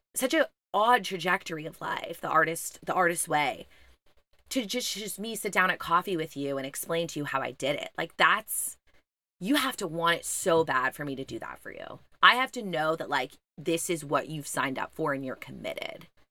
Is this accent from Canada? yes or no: yes; Montreal, Quebec, Canada; I'm from Montreal